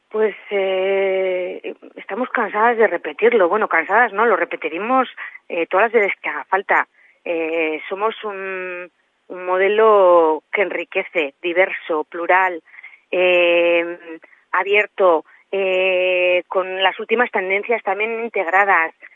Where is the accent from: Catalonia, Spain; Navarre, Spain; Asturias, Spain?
Navarre, Spain; La Ribera; yo que vengo de la Ribera